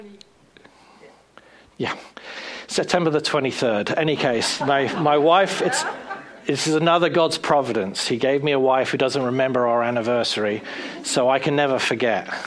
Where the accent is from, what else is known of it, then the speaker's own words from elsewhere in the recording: South East England, United Kingdom; moved away as an adult; also born or lived in Bournemouth, England / Brighton, England / Pennsylvania, United States / Florida, United States; now in United States; a boy from just outside London